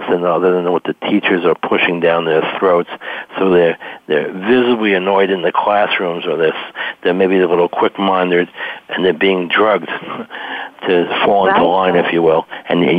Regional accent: New York, United States; now in Maryland, United States; I'm originally from New York

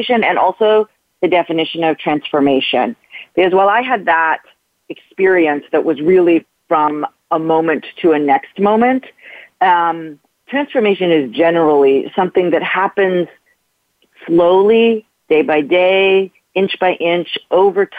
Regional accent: Canada; moved away as an adult; now in New York City, United States; when I moved to New York from Canada, where I grew up

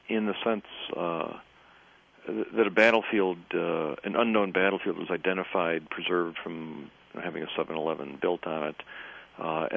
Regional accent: Michigan, United States; I'm Yankee descent from Michigan

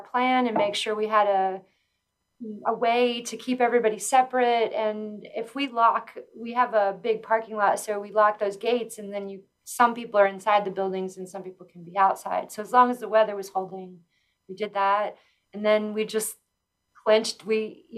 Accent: Hernando, Mississippi, United States; moved away as an adult; also born or lived in Memphis, Tennessee / Westcliffe, Colorado / Nederland, Colorado; now in Pueblo, United States; I am originally from Hernando, Mississippi.

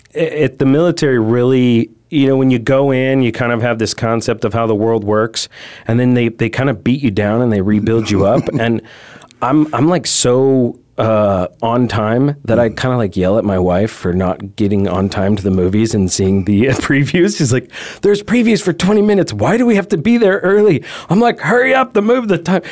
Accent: California, United States; moved away as an adult; now in Arizona, United States; I'm originally from California, so I moved to Arizona

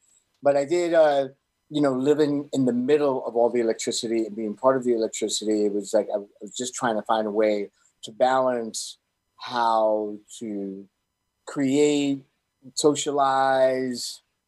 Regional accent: New York City, New York, United States; moved away as an adult; also born or lived in Miami / Los Angeles; now in Birmingham, United States; I'm from Brooklyn, New York, born and raised in Brooklyn, New York. Okay. And I was a New Yorker for, you know, most of my life

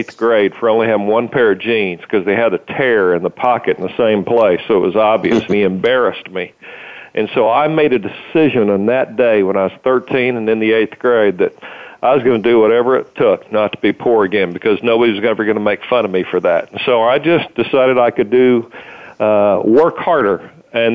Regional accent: Muskogee, Oklahoma, United States; I grew up in Muskogee, Oklahoma

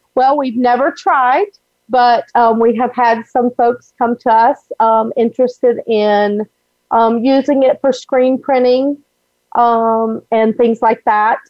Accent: Alabama, United States; now in Florida, United States; I grew up in Alabama

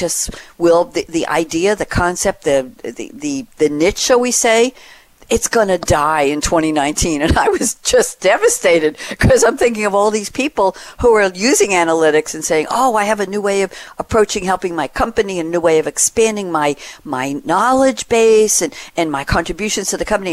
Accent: New York, United States; moved away as an adult; also born or lived in Great Neck, Long Island; now in North Carolina, United States; I'm from New York, and I was there the last 35 years in Great Neck on Long Island

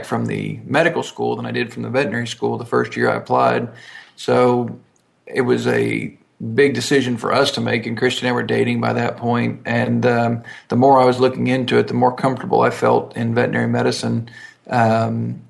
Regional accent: Texas, United States; also born or lived in Ohio; our family moved to Texas when I was about 6 months old. So the only recollection I have is of Texas

